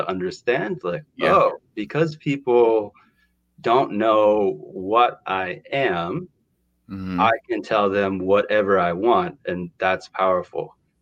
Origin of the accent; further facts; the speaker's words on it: Durham, New Hampshire, United States; I grew up in New Hampshire